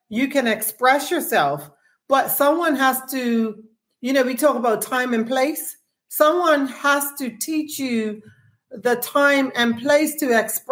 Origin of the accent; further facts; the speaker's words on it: Bermuda; we're not producing television shows here in Bermuda